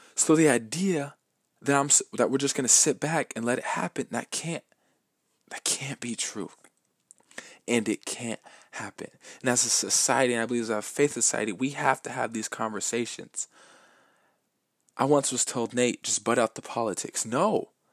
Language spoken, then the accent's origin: English; Lakewood, Washington, United States; I was born in Lakewood, Washington, in the United States. I am from here